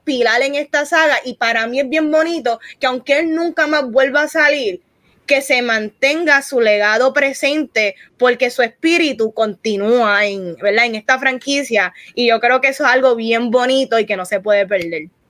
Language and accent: Spanish; Puerto Rico; aquí los cuatro somos puertorriqueños